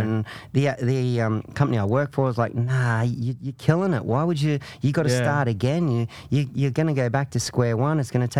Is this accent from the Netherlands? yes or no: no; Queensland, Australia; moved away as an adult; now in Victoria, Australia; So I'm originally a Queenslander, moved to Victoria to further my career in the entertainment industry.